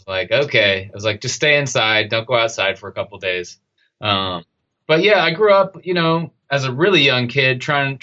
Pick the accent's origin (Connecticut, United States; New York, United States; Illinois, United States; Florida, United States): Connecticut, United States; moved away as an adult; also born or lived in San Francisco; I grew up in the same house in Connecticut my whole life